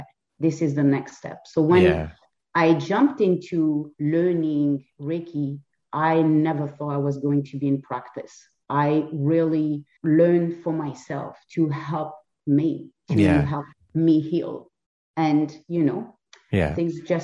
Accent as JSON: {"language": "English", "country": "France", "tie": "born or raised there", "also_born_or_lived": "Lisbon, Portugal", "second_language": "English", "moved": "as an adult", "lives_now": "Canada", "said": "I was not born in Canada. I was born and raised in France, but I lived in Lisbon for 7 years in Portugal"}